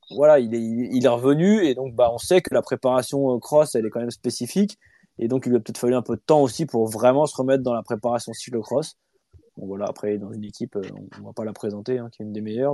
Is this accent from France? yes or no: yes; France; chez nous, en France